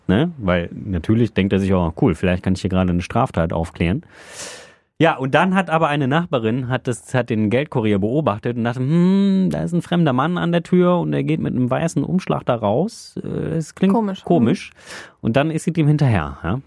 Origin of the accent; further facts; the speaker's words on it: Solingen, North Rhine-Westphalia, Germany; moved away as an adult; also in Solingen komme ich ja äh, gebürtig her